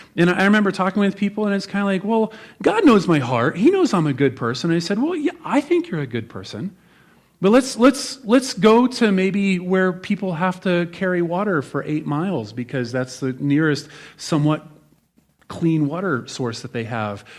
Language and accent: English; Nebraska, United States; I'm from Nebraska.